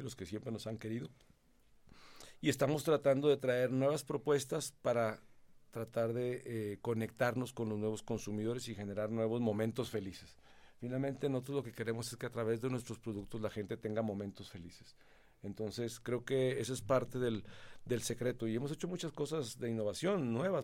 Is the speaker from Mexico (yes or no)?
yes; Mexico; moved away as an adult; also born or lived in Nuevo León; now in Colombia; soy mexicano